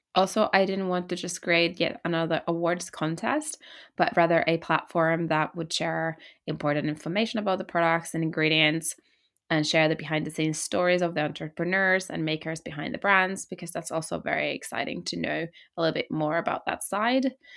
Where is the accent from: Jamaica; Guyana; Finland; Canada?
Finland; I come from Finland